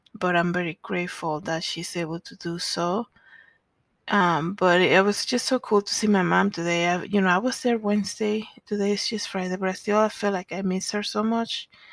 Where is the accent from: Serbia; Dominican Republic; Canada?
Dominican Republic; now in Denver, United States; I was born in the Dominican Republic